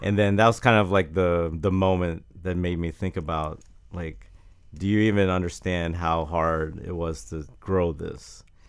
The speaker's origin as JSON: {"language": "English", "town": "Jacksonville", "region": "Florida", "country": "United States", "tie": "born or raised there", "said": "I grew up in Jacksonville"}